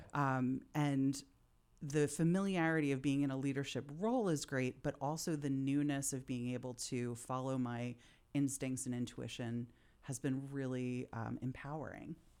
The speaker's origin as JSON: {"language": "English", "town": "Philadelphia", "region": "Pennsylvania", "country": "United States", "said": "I'm from Philadelphia. I come from a blue collar Philly family."}